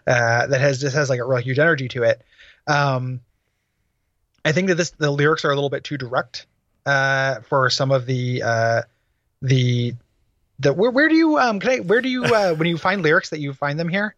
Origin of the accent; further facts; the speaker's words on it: DeKalb, Illinois, United States; my hometown, uh, from the Chick Evans Field House in DeKalb, Illinois